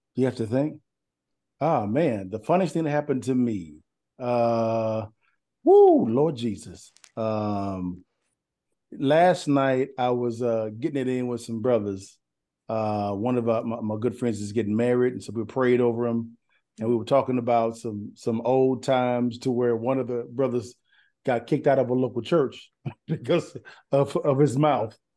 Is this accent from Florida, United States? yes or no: no; Huntington, Texas, United States; moved away; also born or lived in Dallas, Texas; I'm from East Texas, Lufkin, Nacogdoches, Huntington, Huntington, Texas